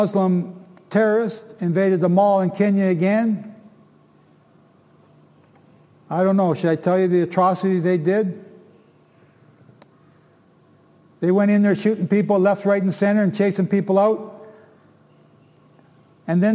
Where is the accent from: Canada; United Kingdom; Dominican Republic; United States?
Canada; I'm from Canada